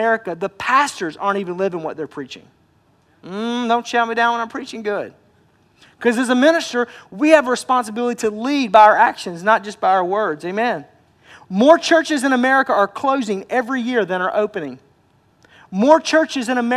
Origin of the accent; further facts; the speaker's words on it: Arkansas, United States; moved away; I'm from Arkansas